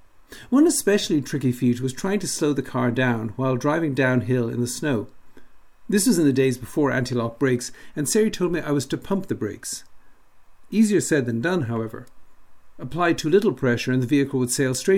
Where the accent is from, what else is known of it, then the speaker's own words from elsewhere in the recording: Dublin, Leinster, Ireland; moved away; also born or lived in Michigan; Growing up in Dublin